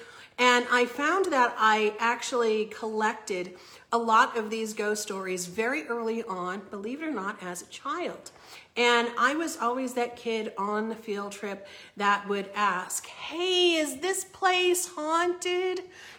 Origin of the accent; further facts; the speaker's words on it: Northampton, Massachusetts, United States; also born or lived in Boston, Massachusetts; So I grew up in Western Massachusetts. I originally was born in Boston. And at the age of just 2, my mom decided to move us out to Northampton, Massachusetts.